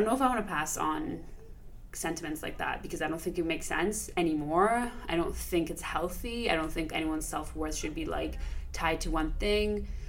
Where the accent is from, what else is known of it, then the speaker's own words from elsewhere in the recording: Iran; how is it that we grew up with in Iran during a time of revolution, and then a war, and then another war